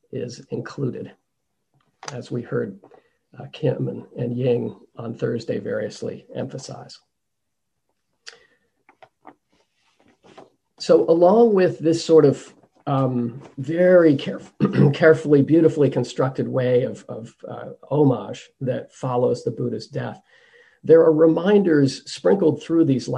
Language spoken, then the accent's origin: English; United States; accent: American; my American accent